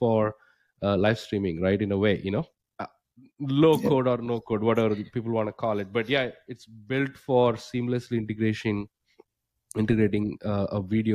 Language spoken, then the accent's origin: English; India; moved away; my home country, India